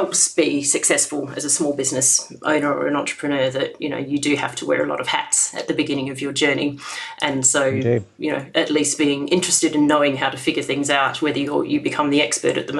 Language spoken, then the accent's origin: English; Australia; when I was growing up in Australia